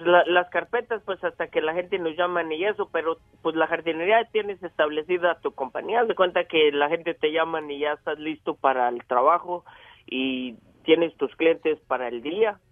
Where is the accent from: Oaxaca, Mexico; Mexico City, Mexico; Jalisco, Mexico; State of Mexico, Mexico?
Jalisco, Mexico; La Purísima; moved away as an adult; now in United States; yo soy de la Purísima Jalisco y, me vine hace como 27 años a, a, Estados Unidos